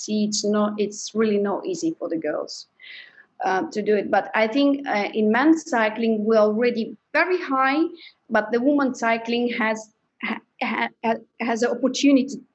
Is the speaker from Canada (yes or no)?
no; Belgium; I'm from Belgium, I live in Belgium